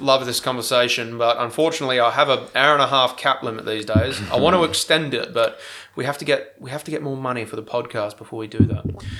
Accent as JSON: {"language": "English", "country": "Australia"}